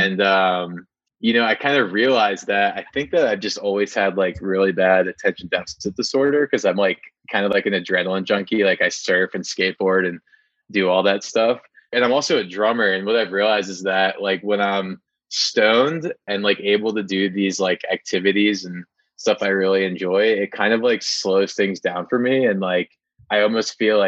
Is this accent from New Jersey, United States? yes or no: yes; New Jersey, United States; I grew up in New Jersey